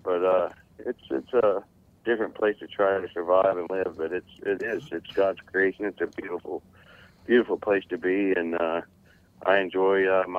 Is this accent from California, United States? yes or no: no; Florida, United States; Right here in South Florida, you know, Central South Florida.